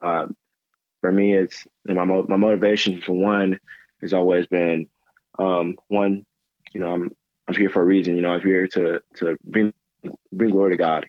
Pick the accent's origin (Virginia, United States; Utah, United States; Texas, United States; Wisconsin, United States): Texas, United States; Grand Prairie; also born or lived in Dallas / Mobile, Alabama; I'm from Grand Prairie, grew up in Grand Prairie